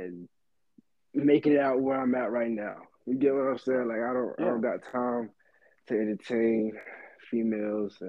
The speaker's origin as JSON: {"language": "English", "town": "Sanford", "region": "North Carolina", "country": "United States", "said": "I'm from Sanford, North Carolina"}